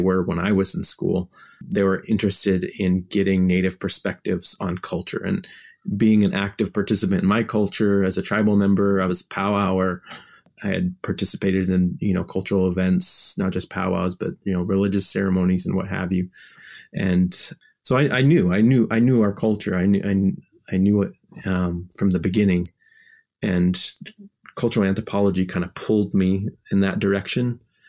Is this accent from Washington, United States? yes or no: no; Memphis, Tennessee, United States; I've grown up all over the U.S. because my dad was in the military. He was a pilot. And part of my life, I grew up in Memphis, Tennessee.